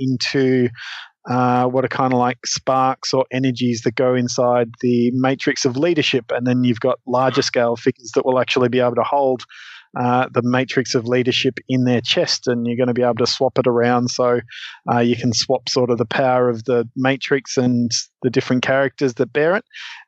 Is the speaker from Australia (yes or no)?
yes; Australia; as an Australian kid in the 90s